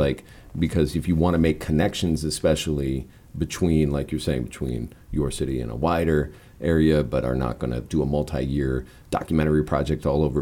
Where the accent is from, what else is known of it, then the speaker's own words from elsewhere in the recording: Key West, Florida, United States; where I'm from in Key West